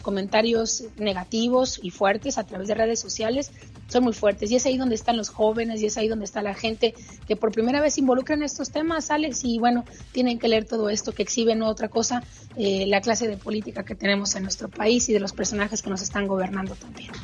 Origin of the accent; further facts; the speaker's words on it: Sonora, Mexico; como dicen por acá en Sonora, de donde soy originaria